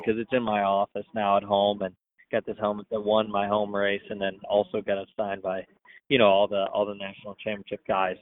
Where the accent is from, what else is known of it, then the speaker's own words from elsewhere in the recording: Columbus, Ohio, United States; moved away; growing up in Columbus